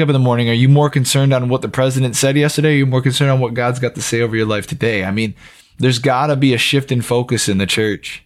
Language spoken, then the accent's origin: English; United States; as the American people